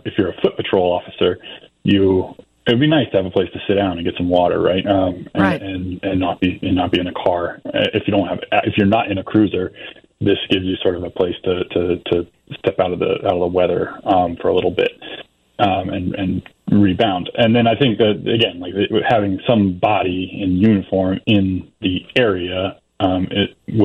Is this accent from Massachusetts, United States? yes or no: no; Atlanta, Georgia, United States; moved away; I'm from Atlanta before moving elsewhere